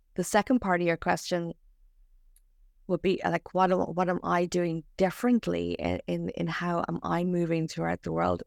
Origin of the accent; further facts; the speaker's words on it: Ireland; now in Australia; I'm from Ireland